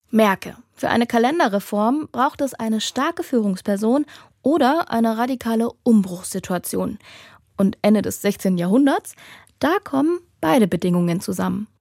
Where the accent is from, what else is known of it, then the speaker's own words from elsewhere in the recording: Dresden, Saxony, Germany; moved away; also born or lived in Cologne; in meiner Heimatstadt Dresden